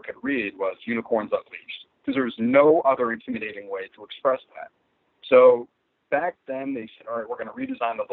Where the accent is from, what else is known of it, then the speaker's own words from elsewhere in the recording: Framingham, Massachusetts, United States; I'm originally from Framingham, Massachusetts. I grew up sucking at school